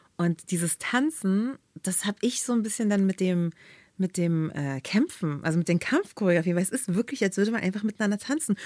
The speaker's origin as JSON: {"language": "German", "region": "Berlin", "country": "Germany", "tie": "born or raised there", "said": "in Berlin, so meine Stadt, wo ich groß geworden bin"}